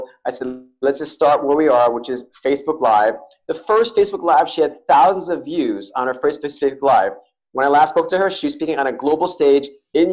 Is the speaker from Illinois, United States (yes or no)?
no; New York City, New York, United States; I was born and raised in New York City